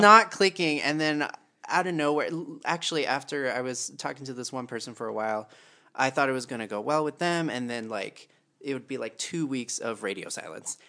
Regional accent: Texas, United States; moved away; I grew up in Texas

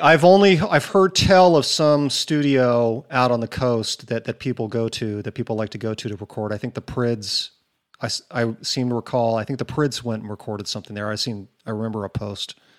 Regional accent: Newport Beach, California, United States; moved away; the beach breaks I grew up surfing in Newport.

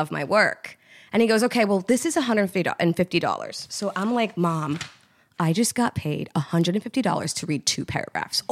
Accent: Trinidad & Tobago; we're Trinidadian, but Trinidad is a melting pot

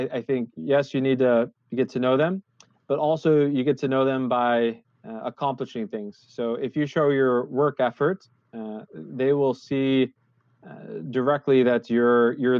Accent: United States; moved away as an adult; now in Netherlands; I came in here as an American. I was the first American expat in the Netherlands office

